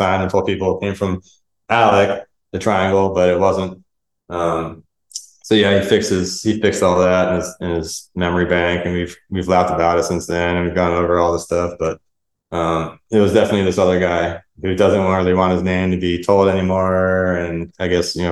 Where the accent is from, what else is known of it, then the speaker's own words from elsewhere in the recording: South Florida, United States; moved away as an adult; also born or lived in Central America; I grew up with him in South Florida, like going way back to like 11th grade